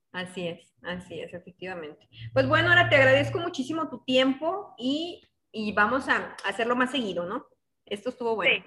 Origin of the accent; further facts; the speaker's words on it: northern Mexico, Mexico; estamos en el norte y así se habla.